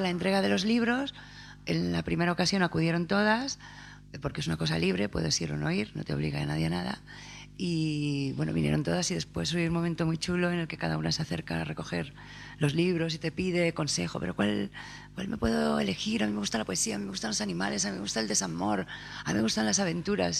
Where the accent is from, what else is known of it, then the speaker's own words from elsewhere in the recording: Saldaña, Castile and León, Spain; Nacida en Saldaña, pero de renacimiento soy de México